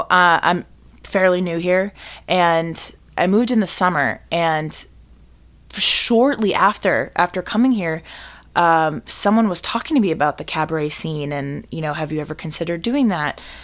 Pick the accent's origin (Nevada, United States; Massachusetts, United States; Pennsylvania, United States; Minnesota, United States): Massachusetts, United States; Boston; also born or lived in New York / Fort Worth, Texas; now in Chicago, United States; I'm originally from the Boston area